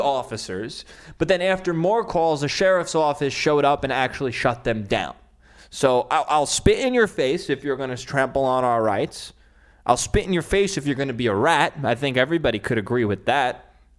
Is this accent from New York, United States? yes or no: yes; New York City, New York, United States; moved away; my hometown in Staten Island